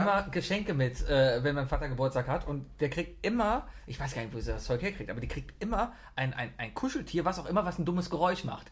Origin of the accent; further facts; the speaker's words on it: Cologne, North Rhine-Westphalia, Germany; Ich bin Kölner